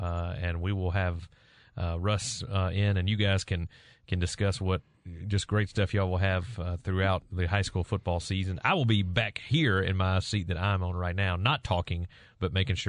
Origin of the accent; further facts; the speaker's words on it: Clinton, Mississippi, United States; a lot of folks in my hometown are really looking forward to the Clinton season this year.